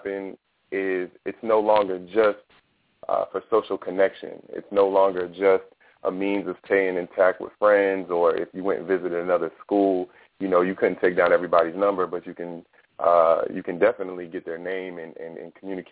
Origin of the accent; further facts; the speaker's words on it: Fredericksburg, Virginia, United States; I was mainly raised in Fredericksburg, Virginia, and that's where I went to high school at and middle school